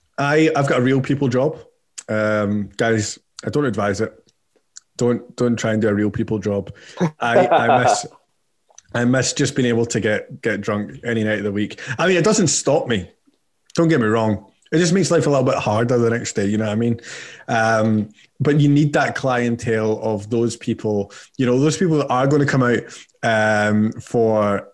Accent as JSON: {"language": "English", "region": "England", "country": "United Kingdom", "said": "Oh, wow. I'm from England. I've got 2 months."}